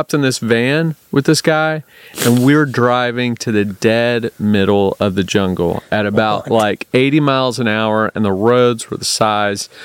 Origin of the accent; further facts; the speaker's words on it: United States; I'm from America